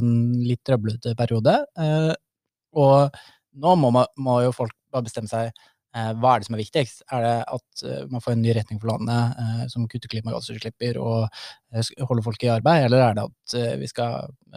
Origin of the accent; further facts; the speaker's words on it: Gjøvik, Innlandet, Norway; Jeg er ikke bare Gjøvik-gutt, jeg er Kopperud-gutt